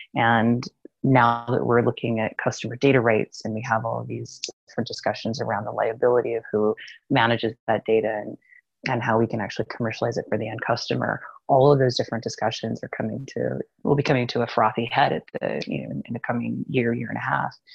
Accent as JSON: {"language": "English", "country": "United States", "moved": "yes", "said": "it's Especially funny being an American, yeah, who doesn't live there"}